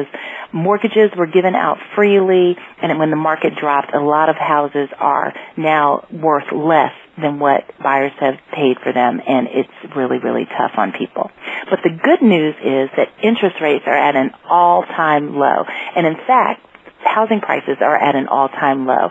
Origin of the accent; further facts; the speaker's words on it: Washington, District of Columbia, United States; I'm from the Washington, D.C. area